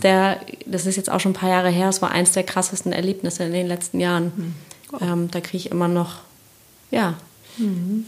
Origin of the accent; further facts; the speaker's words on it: Sauerland, North Rhine-Westphalia, Germany; moved away; Ich habe ja auch einen Teil meiner Kindheit im Sauerland verbracht